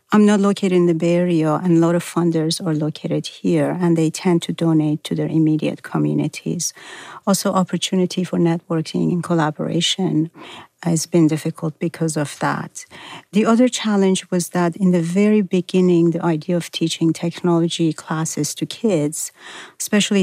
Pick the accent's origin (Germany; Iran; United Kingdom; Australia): Iran; now in Boston, United States; I was from Iran